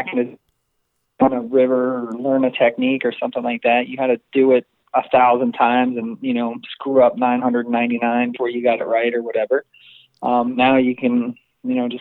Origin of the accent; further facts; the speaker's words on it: East Coast, United States; also born or lived in New Jersey; now in Canal Winchester, United States; I grew up on the East Coast, New York and New Jersey